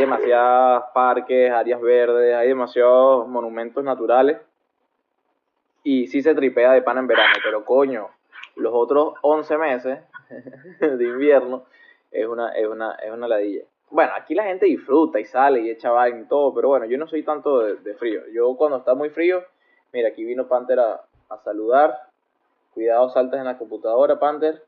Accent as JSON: {"language": "Spanish", "country": "Venezuela", "moved": "as an adult", "said": "Yo, que salí de Venezuela eh, huyendo de la dictadura"}